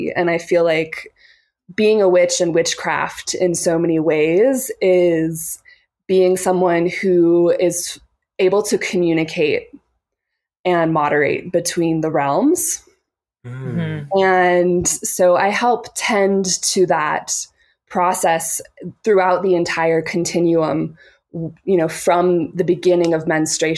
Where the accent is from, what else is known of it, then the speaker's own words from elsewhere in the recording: Boise, Idaho, United States; moved away as an adult; also born or lived in Portland, Oregon; I grew up in Boise, Idaho, and I spent my last 3 years there. And I was in Portland, Oregon for almost the entirety of my 20s